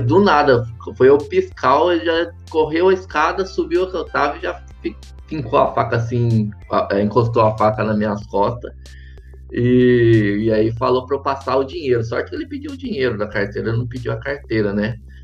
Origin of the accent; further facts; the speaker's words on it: Caconde, São Paulo, Brazil; now in Florianópolis, Brazil; eu sou natural de Caconde, cidadezinha no interior de São Paulo